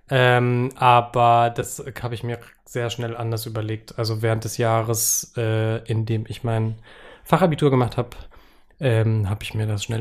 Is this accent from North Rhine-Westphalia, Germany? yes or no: yes; Freudenberg, North Rhine-Westphalia, Germany; Naja, das war die Stadtsparkasse Freudenberg bei Siegen, wo ich herkomme.